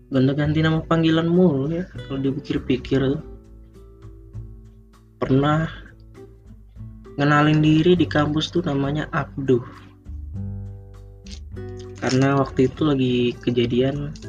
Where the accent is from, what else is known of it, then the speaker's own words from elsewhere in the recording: Jakarta, Indonesia; also born or lived in Java; gue bukan orang Jawa asli ya gue orang Jakarta gede di Jawa sekarang gue juga kuliahnya di Jakarta